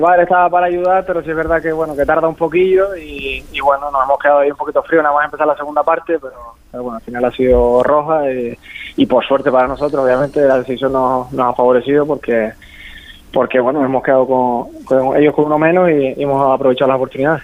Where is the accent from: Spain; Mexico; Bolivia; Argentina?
Spain; Santa Cruz de Tenerife, Canary Islands; moved away; yo soy canario